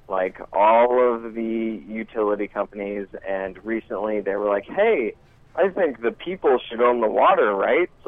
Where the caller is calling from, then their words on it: Montana, United States; Hey guys, I uh, called in a few months ago. … from Montana.